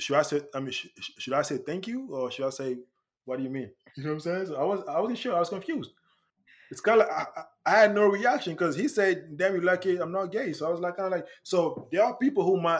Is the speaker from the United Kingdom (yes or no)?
yes; England, United Kingdom; I'm from Europe, I'm from England